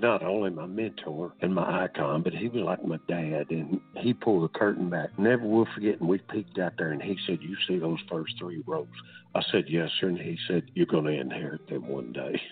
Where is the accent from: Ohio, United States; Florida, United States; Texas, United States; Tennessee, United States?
Tennessee, United States; Portland; growing up in Portland, Tennessee, in a house of 10